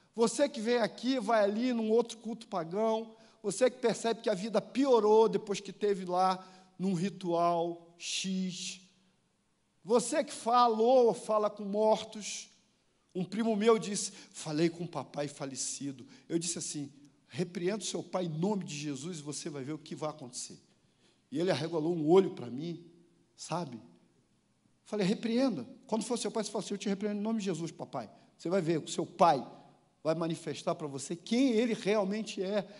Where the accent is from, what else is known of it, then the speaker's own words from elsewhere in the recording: Rio de Janeiro, Brazil; eu que sou carioca